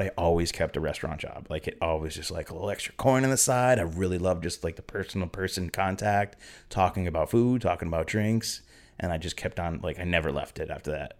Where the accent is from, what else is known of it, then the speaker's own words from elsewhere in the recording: Springfield, Massachusetts, United States; moved away as an adult; now in San Pedro, United States; I'm from Western Mass, so I don't have an accent, but, um, yeah, a little, uh, city called Springfield, Mass, and, uh, moved out here to San Pedro ten years ago